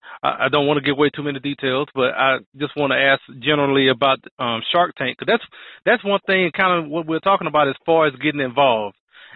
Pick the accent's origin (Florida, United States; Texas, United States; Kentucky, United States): Texas, United States; I'm from Texas